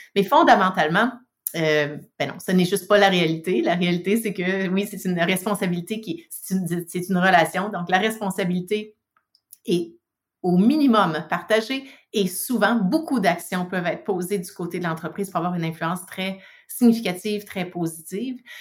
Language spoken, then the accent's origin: French; Quebec, Canada; now in British Columbia, Canada; je suis une Québécoise de souche, exportée en Colombie-Britannique. Euh, mais oui, donc du Québec, euh, né au Québec